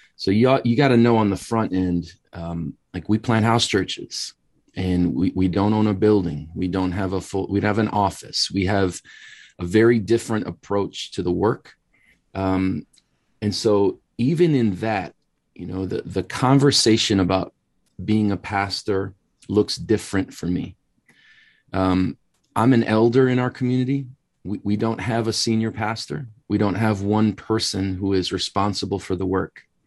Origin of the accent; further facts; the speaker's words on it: Wisconsin, United States; moved away as an adult; now in Chicago, United States; born and raised in Wisconsin, so just immediately north of Chicago, but moved down here in the mid-nineties